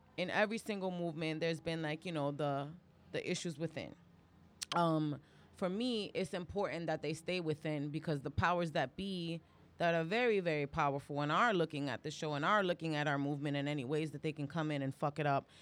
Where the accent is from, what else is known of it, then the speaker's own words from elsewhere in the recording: New York City, New York, United States; also born or lived in Bronx; I was raised in Harlem and East Harlem, and I've been in the Bronx for the last, like, twenty years